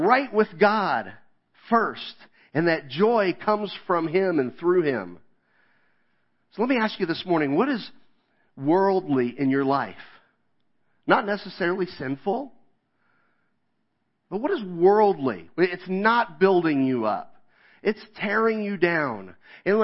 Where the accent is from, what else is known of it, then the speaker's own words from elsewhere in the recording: Kansas, United States; moved away; I grew up in Kansas